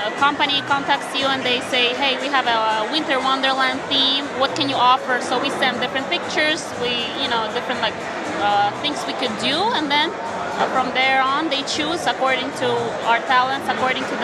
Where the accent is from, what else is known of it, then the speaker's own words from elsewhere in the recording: Ukraine; moved away; I'm from Ukraine originally, so I grew up learning uh, classical ballet and uh, Ukrainian folk dance.